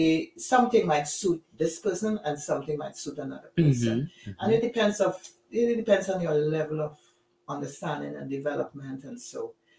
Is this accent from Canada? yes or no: no; Trinidad & Tobago; moved away as an adult; now in East Orange, United States; I live in East Orange presently, but I'm from Trinidad and Tobago.